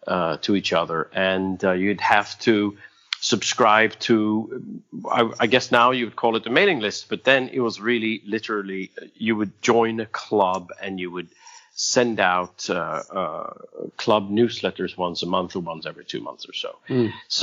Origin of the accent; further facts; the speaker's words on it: Sweden; I was born in Sweden. I was born in rural Sweden. I wasn't born in rural Sweden, but I moved to rural Sweden. My father was a practicing doctor, so we were traveling around.